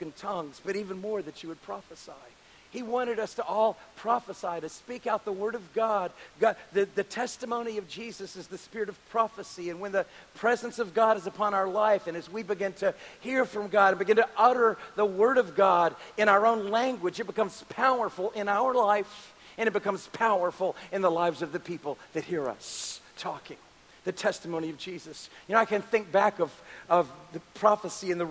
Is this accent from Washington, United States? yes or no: no; New Orleans, Louisiana, United States; moved away; also born or lived in California; I was to return to my hometown in New Orleans and begin to start a ministry down here.